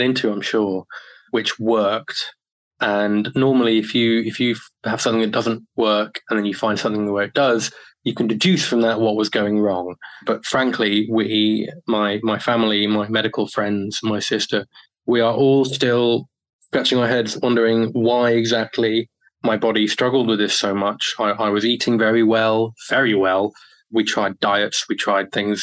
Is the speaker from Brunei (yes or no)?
no; United Kingdom; also born or lived in Japan